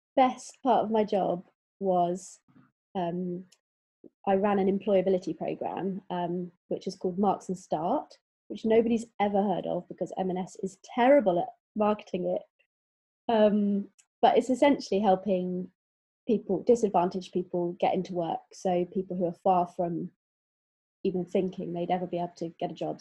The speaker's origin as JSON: {"language": "English", "town": "Exeter", "region": "South West England", "country": "United Kingdom", "also_born_or_lived": "London", "moved": "yes", "lives_now": "Bristol, United Kingdom", "said": "I'm from Exeter"}